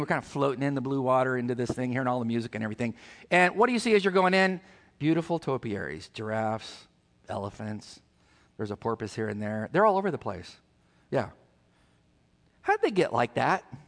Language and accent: English; California, United States; moved away; where we're from California